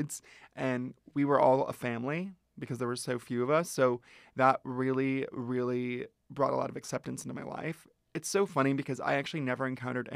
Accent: Ventura, California, United States; I grew up in Ventura, which is an hour north of here

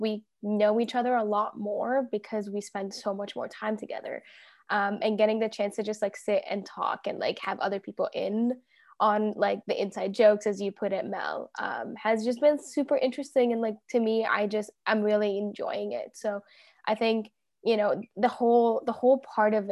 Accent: Toronto, Ontario, Canada; also born or lived in Egypt / Dubai; clearly. Um, I'm 24. I turned 25 in just a few months, and I am from Toronto, Ontario, um, but originally from Egypt and was born in Dubai.

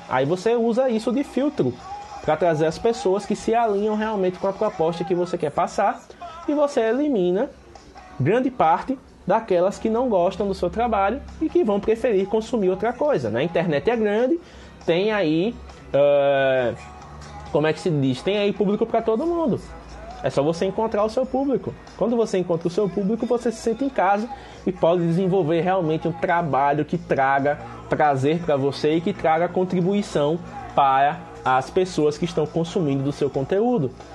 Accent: Penedo, Alagoas, Brazil

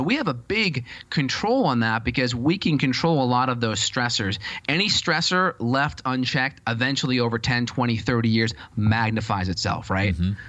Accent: North Andover, Massachusetts, United States; I'm from Andover, North Andover area in Boston.

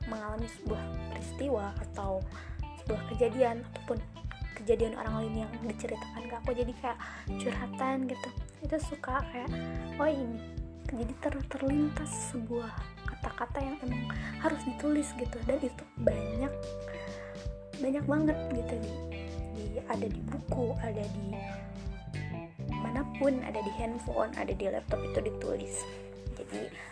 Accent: West Java, Indonesia; Aku orang Sunda yang gak Sunda-Sunda banget

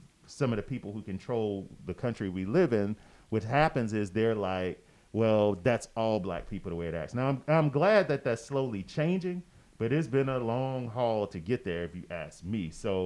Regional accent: United States; as an American

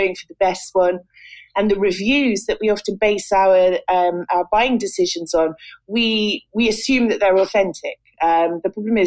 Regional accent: England, United Kingdom; accent: British; moved away as an adult; also born or lived in Malta / Cyprus; now in Tirana, Albania; I'm British, as you can probably tell from the accent. And I'm what's known as a digital nomad. I'm an author, a writer, and a journalist. I was born in England

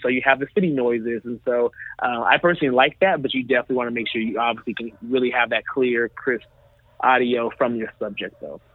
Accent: Dallas, Texas, United States; I'm from Dallas

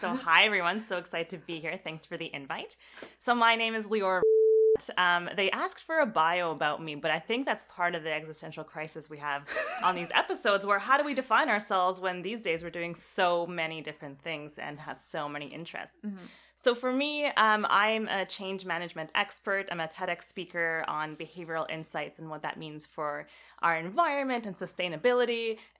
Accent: Canada; also born or lived in Israel; So I was born in Israel, moved to Canada when I was four. So I was quite young.

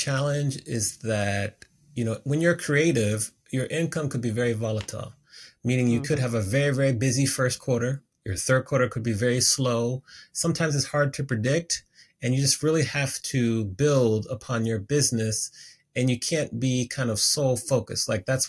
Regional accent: Washington, District of Columbia, United States; I grew up on the East Coast of the United States, so the Washington, D.C. area, went to Howard University.

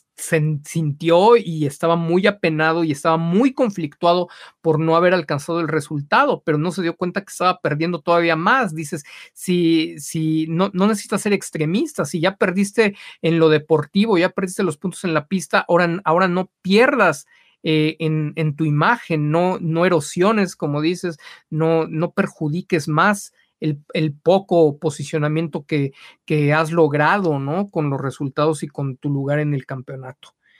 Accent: Mexico

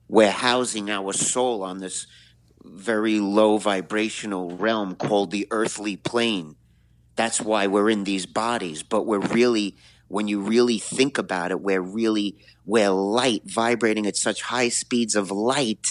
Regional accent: New York City, New York, United States; I'm a New Yorker, so I'm grateful out of billions of people that I was born in this city

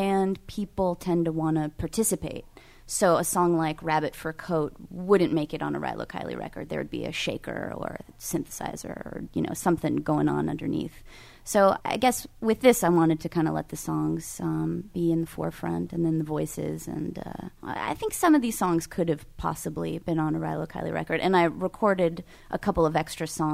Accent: California, United States; I'm from California

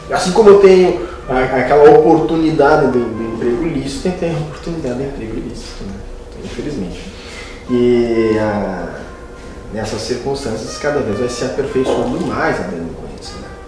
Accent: Caxias do Sul, Rio Grande do Sul, Brazil; moved away as an adult; also born or lived in Torres / Guaíba / Gravataí / Porto Alegre; now in Dom Pedrito, Brazil; eu me criei em Caxias do Sul.

